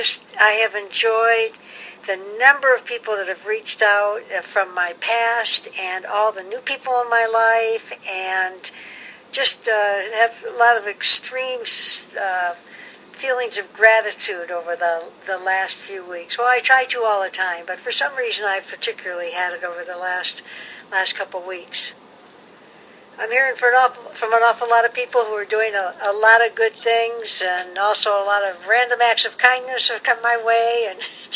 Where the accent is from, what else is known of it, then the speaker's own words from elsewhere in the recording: Detroit, Michigan, United States; now in Hawaii, United States; Detroit, my hometown